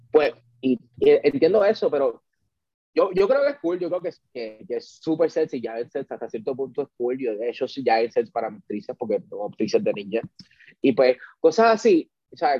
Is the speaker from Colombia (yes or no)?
no; Puerto Rico; somos puertorriqueños